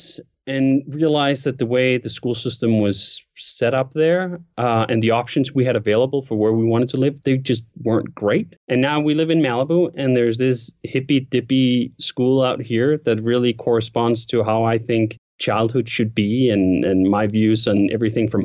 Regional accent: Denmark; moved away as an adult; also born or lived in Copenhagen, Denmark; I grew up again in Denmark and I went to school for like 9 years in the public school system

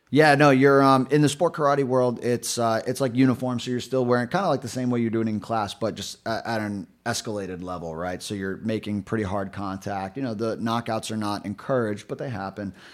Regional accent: New York City, New York, United States; now in Rhode Island, United States; I grew up in New York City, born and raised in Brooklyn.

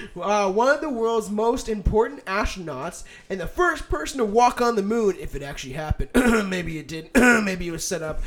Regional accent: Canada; we're Canadian, so we always just had Skippy

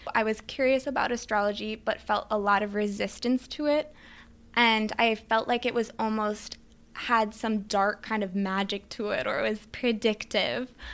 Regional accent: Midwest, United States; moved away as an adult; also born or lived in Switzerland / New York City; I grew up in the Midwest

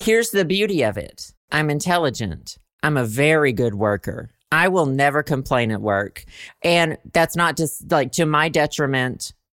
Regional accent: Southern United States, United States; accent: Southern; I, like, wanna lose my Southern accent

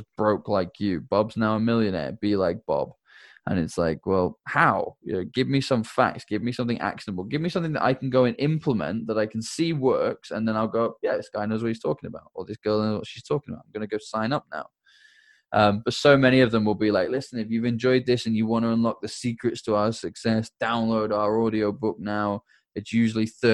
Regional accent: United Kingdom; I'm British

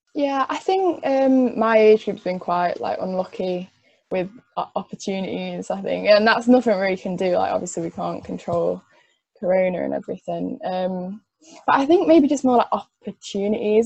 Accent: Cheshire, North West England, United Kingdom; I'm from Cheshire

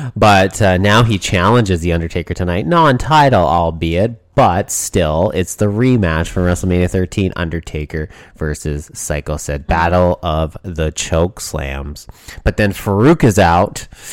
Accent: Canada; Me being a Canadian

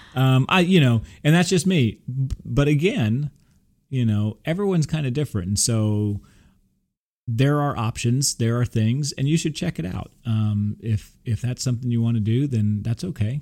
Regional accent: Texas, United States; I'm from Texas

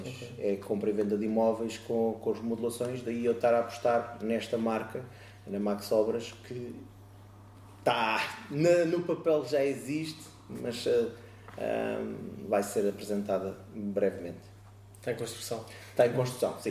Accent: Oeiras, Lisbon, Portugal; now in Moita, Portugal; na zona de, de Oeiras, de onde eu sou natural, neste momento vivo, invisto, trabalho na, na moita

